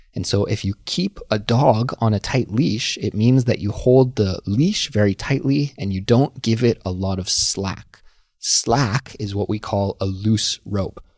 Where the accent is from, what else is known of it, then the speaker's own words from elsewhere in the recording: Canada; moved away as an adult; now in Seoul, South Korea; as a Canadian person who lives abroad in Seoul, South Korea